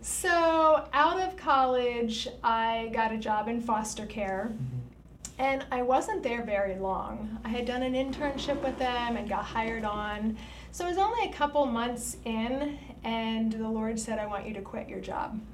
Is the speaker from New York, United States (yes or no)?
no; Lancaster County, Pennsylvania, United States; I grew up in Lancaster County